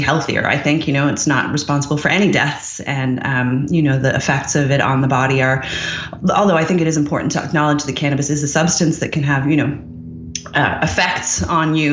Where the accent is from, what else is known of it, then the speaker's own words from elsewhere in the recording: Newfoundland and Labrador, Canada; moved away; also born or lived in Montreal / Ireland / United Kingdom / Seattle; I grew up in Newfoundland.